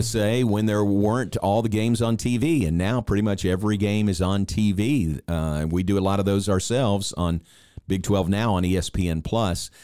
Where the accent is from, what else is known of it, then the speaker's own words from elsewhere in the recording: Kentucky, United States; now in Waco, United States; I grew up in Kentucky, so I've always loved basketball